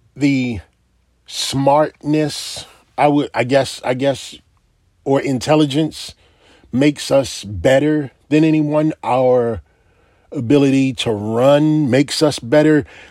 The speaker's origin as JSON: {"language": "English", "country": "United States", "said": "I am an American"}